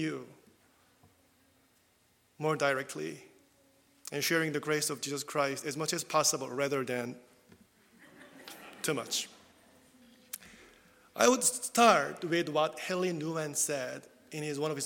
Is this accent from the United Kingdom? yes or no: no; South Korea; first language Korean; English is a second language; moved away as an adult; English is my second language. I'm not confident, actually, but even when I was in South Korea, also, still, I relied a lot on the script, even when I preached in South Korean as well.